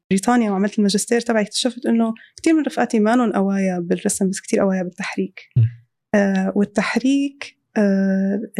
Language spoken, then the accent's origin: Arabic; Syria; moved away; طالعين من سوريا فالأولويات اختلفت